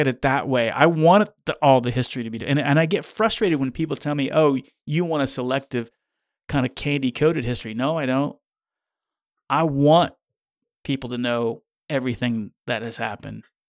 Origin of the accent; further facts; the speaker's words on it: Kansas, United States; growing up in Kansas